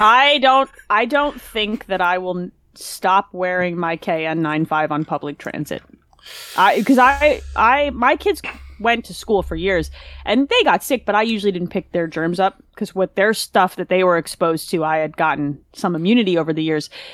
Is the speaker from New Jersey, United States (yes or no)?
yes; New Jersey, United States; I grew up in New Jersey